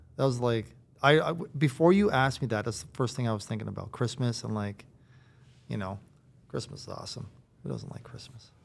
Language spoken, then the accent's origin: English; Riverhead, Newfoundland and Labrador, Canada; also born or lived in Harbour Grace / Carbonear; I'm from Riverhead